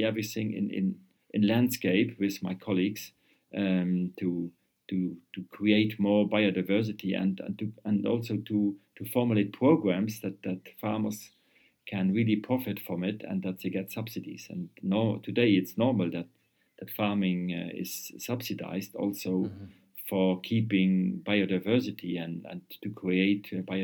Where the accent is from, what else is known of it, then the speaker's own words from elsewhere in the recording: Luxembourg; also born or lived in Vienna, Austria; I came back to Luxembourg.